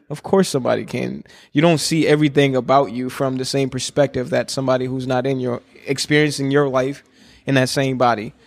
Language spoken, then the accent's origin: English; Minnesota, United States; born or raised there; also born or lived in Congo